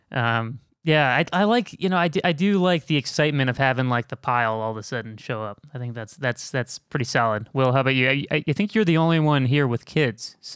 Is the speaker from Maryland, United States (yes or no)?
no; Chicago, Illinois, United States; Where are you from? Chicago. Chicago.